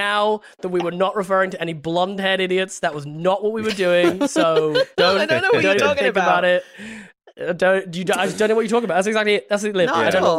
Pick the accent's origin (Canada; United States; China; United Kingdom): United Kingdom; England; English people, as English people in this